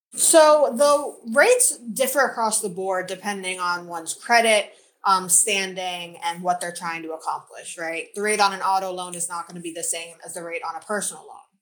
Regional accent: Florida, United States; now in Charlotte, United States; I was born and raised in Florida. I now live in Charlotte, North Carolina.

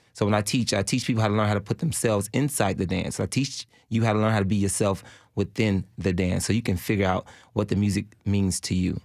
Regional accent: Chicago, Illinois, United States; also born or lived in Switzerland; now in Nashville, United States; I grew up in Chicago, so we had house music

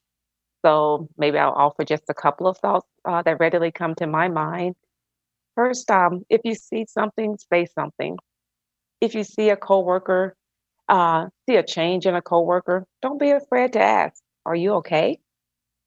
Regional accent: Mobile, Alabama, United States; moved away as an adult; also born or lived in Atlanta, Georgia; I'm originally from Mobile, Alabama, and I've lived in Atlanta for 26 years.

